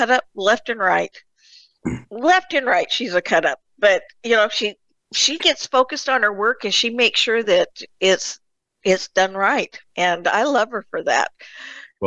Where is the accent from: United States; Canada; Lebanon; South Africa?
United States; Murray, Utah; I was born in Utah, in Murray, Utah, just outside of Salt Lake.